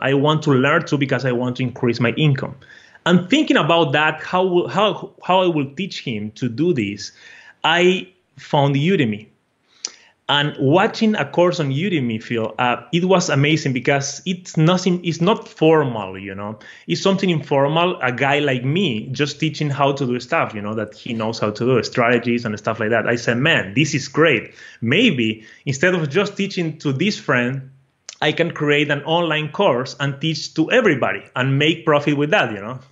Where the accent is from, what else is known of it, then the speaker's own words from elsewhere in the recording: Brazil; accent: a mixture of Portuguese and Spanish; English is a second language; I am from Brazil originally. So my accent is uh, a mixture of Portuguese and Spanish, all and with English, you know.